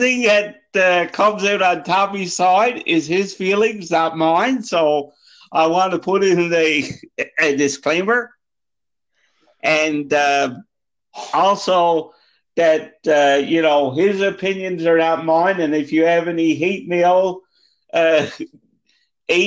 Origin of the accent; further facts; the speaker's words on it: Deer Lake, Newfoundland and Labrador, Canada; my actual hometown of Deer Lake, Newfoundland